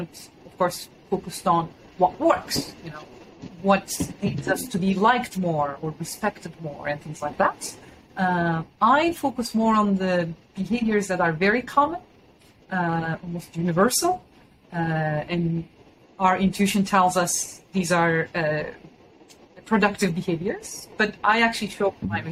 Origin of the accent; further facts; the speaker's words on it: Istanbul, Turkey; moved away as an adult; now in United States; I'm originally from Istanbul, and I went to an American high school in Istanbul. And then I came to the United States for college.